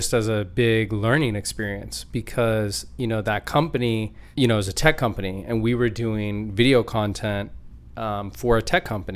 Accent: Anchorage, Alaska, United States; I was born and raised in Anchorage

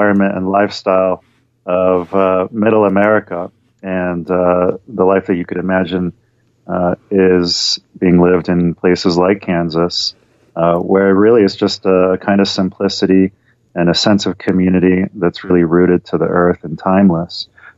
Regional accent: London, United Kingdom; born there; Sure. Yeah, my dad was British. He was born in London and then lived all over the world. He comes from an Orthodox Jewish background, and I was born in London.

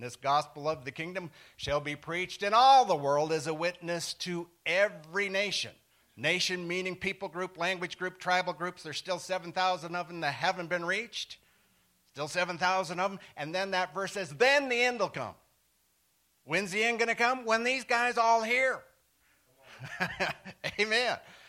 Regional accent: Forsyth, Montana, United States; moved away as an adult; also born or lived in Nepal / Siberia; we ended up pastoring in my hometown of Forsyth, Montana. Anybody know where that is? 100 miles east of Billings.

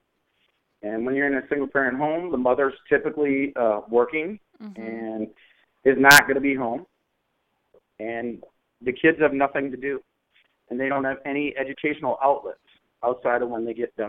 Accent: Minneapolis, Minnesota, United States; I grew up in North Minneapolis.

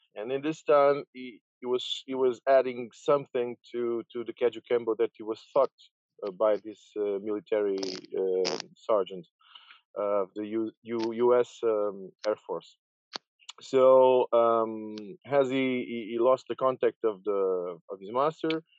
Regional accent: Portugal; moved away as an adult; also born or lived in France; I came back to to Portugal actually.

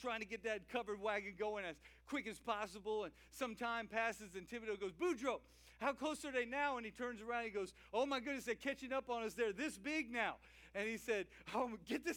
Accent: Louisiana, United States; I'm a Cajun guy from Louisiana

